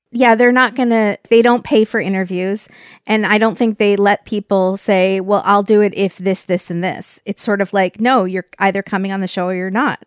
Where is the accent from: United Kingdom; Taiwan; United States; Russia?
United States; California; from California